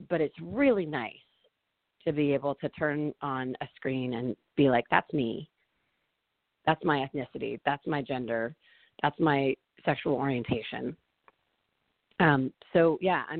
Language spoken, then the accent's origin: English; San Francisco, California, United States; I grew up in San Francisco.